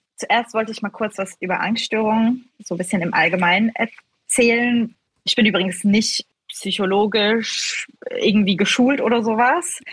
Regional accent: Switzerland; accent: not a strong Swiss accent; Ich bin in der Schweiz aufgewachsen

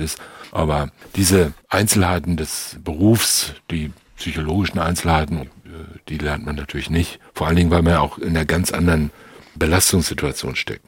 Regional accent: Germany; wir sind ja aufgewachsen in Deutschland

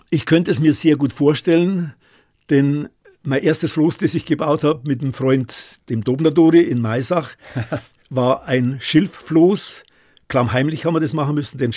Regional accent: Freiburg, Baden-Württemberg, Germany; Als Freiburger Wirtschaftler muss ich sagen, der Schwarzwald ist eine Powerregion, immer gewesen.

